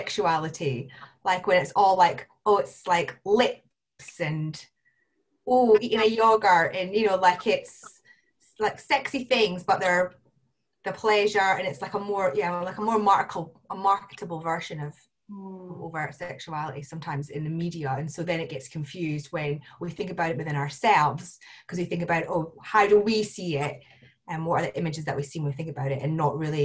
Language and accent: English; Scotland, United Kingdom; now in Birmingham, United Kingdom; I'm based in Birmingham in the UK, originally from Scotland.